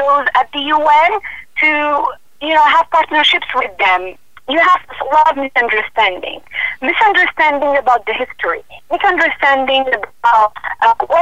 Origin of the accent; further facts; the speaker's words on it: Morocco; also born or lived in United States; between my home country and the United States, and also live in Morocco